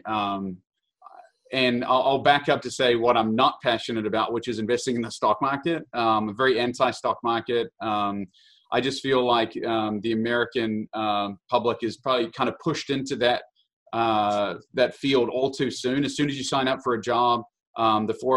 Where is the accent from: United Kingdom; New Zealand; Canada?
New Zealand; moved away as an adult; now in Kansas City, United States; I'm so New Zealander, born and raised, came over here at the age of 18